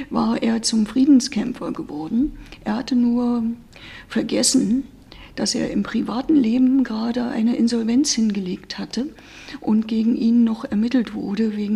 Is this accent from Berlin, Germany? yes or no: yes; Berlin, Germany; 2002 trat ich dann hier in Marzahn-Ellersdorf in meiner Heimat an, wurde direkt gewählt in den Bundestag